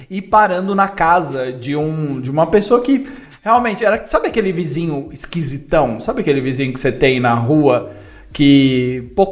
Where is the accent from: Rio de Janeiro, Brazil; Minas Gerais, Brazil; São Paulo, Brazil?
São Paulo, Brazil; Avaré; as pessoas já sabem que eu sou de Avaré, interior de São Paulo.